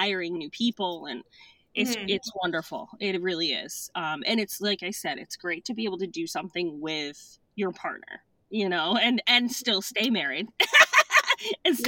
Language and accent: English; Madison, Connecticut, United States; also born or lived in Clinton, Connecticut; I'm from Clinton, Madison, Connecticut